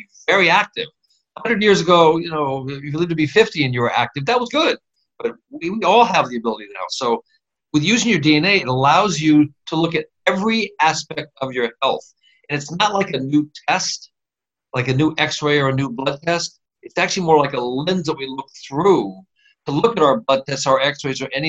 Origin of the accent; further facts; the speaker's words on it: Midwest, United States; I grew up in the Midwest